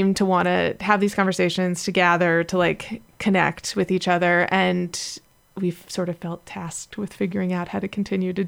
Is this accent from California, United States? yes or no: yes; Los Angeles, California, United States; LA, which is my hometown